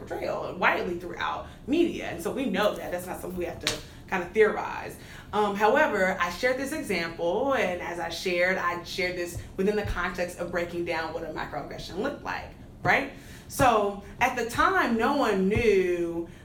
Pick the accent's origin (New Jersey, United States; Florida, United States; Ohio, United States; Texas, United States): Texas, United States; Dallas; accent: Texas accent; moved away as an adult; also born or lived in Midwest (Purdue University); I'm from Dallas, Texas, born and raised